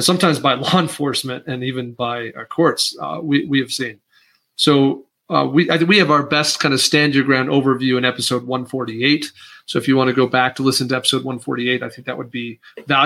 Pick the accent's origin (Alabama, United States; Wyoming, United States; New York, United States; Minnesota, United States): Wyoming, United States; I'm from Wyoming